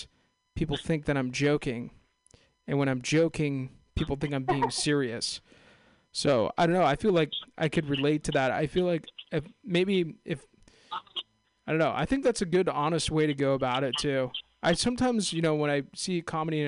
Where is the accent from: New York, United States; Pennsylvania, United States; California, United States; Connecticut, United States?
California, United States; Castro Valley; I'm actually from Castro Valley, San Ramon, right there